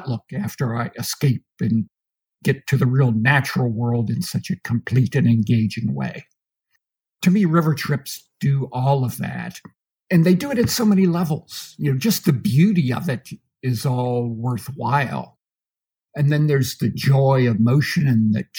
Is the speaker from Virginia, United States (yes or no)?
no; Pennsylvania, United States; moved away as an adult; also born or lived in Idaho; now in Port Orford, United States; I'm from Pennsylvania originally, so this was a big change for me, you know, coming to the Rocky Mountains.